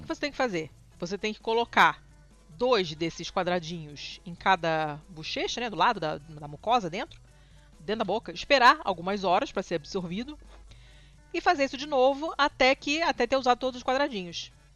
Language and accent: Portuguese; Brazil; a gente é brasileiro